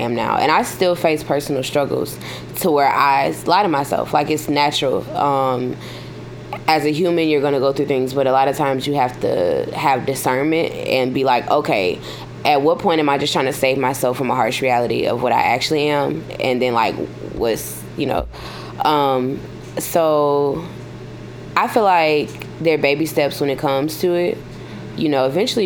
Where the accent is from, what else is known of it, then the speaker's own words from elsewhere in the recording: Baton Rouge, Louisiana, United States; I was born and raised in Baton Rouge, Louisiana.